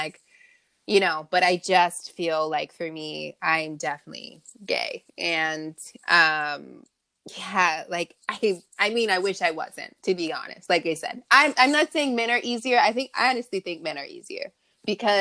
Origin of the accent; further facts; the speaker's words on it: Long Beach, California, United States; also born or lived in Los Angeles area, California; I was born and raised in Long Beach, and I am currently in the LA area as well.